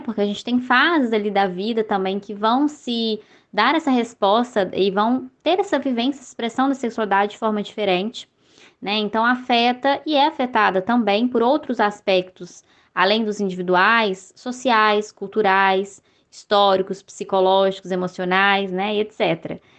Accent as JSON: {"language": "Portuguese", "town": "Belo Horizonte", "region": "Minas Gerais", "country": "Brazil", "said": "eu sou aqui de BH"}